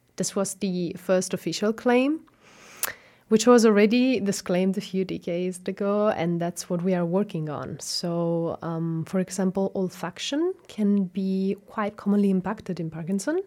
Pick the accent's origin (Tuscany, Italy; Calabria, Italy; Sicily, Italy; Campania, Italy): Sicily, Italy; Catania; first language Italian; English is a second language; moved away as an adult; now in Osnabrück, Germany; I studied in my hometown, so I am Sicilian and I'm coming from Catania